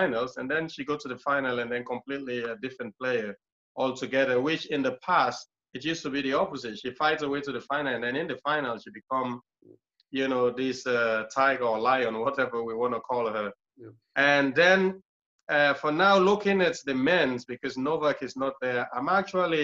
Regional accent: Freetown, Western Area, Sierra Leone; moved away; I was born in a place called Tembe Town, which Tembe Town is one of the worst slum in the capital city, is in Freetown.

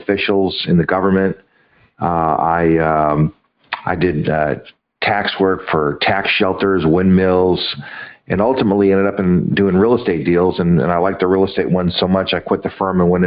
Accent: Los Angeles, California, United States; I grew up in Los Angeles

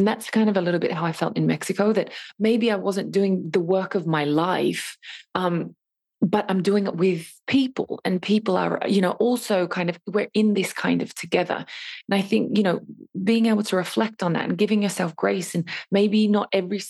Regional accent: Australia; And then to add the fact that I'm even Australian, you know, on top of that as well.

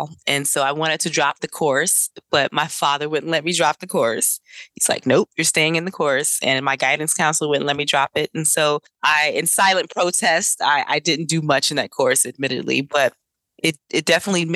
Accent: New Jersey, United States; also born or lived in Durham, North Carolina / Greenville, North Carolina / East Orange, New Jersey; born in Greenville, raised in Durham, North Carolina. And then I moved to New Jersey to live with my father around 9 or 10 years old

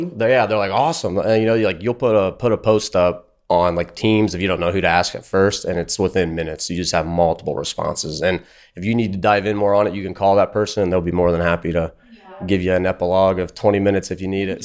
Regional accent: Fort Wayne, Indiana, United States; I'm from Fort Wayne, Indiana.

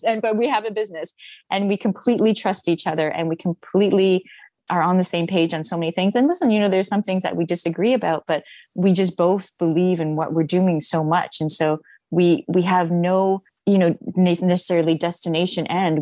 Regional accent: Toronto, Ontario, Canada; now in Los Angeles, United States; I'm actually in Toronto at the moment, which is my hometown

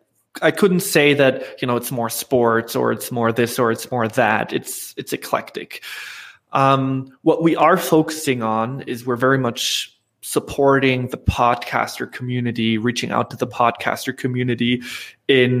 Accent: Germany; I'm from Germany, so I've been an entrepreneur in Europe

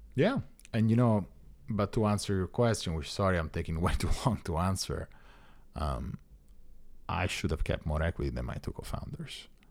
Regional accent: Italy; moved away as an adult; now in United States; I'm an Italian citizen

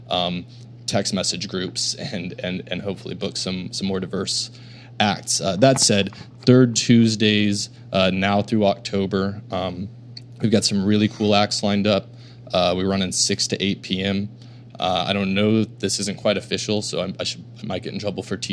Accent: Oklahoma City, Oklahoma, United States; I grew up in Oklahoma City

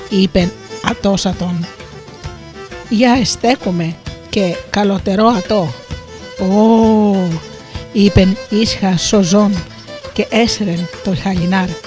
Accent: Missolonghi, West Greece, Greece; κατάγομαι από το Μεσολόγιο

